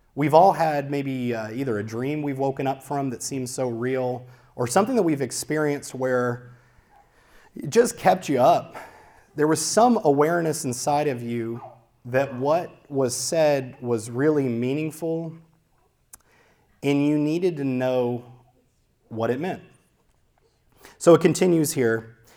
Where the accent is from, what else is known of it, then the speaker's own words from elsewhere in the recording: Louisiana, United States; now in Santa Clarita, United States; We grew up in Louisiana, which, if you haven't been to Louisiana, is very, very, very flat